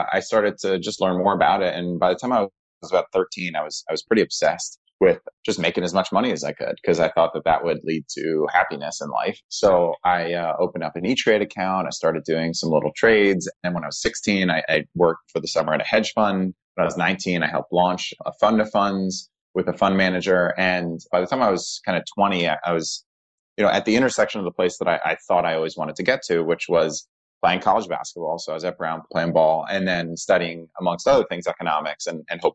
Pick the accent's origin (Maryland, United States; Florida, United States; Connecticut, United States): Connecticut, United States; born or raised there; also born or lived in New York City